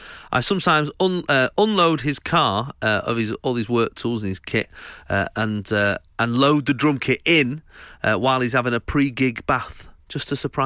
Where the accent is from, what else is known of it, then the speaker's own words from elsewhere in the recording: Winchester, South East England, United Kingdom; I'm from Winchester.